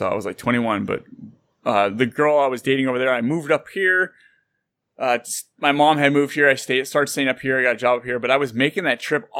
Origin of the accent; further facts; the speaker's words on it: Santa Clara, California, United States; moved away as an adult; now in Fresno, United States; I grew up in Santa Clara. I actually graduated from Santa Clara High School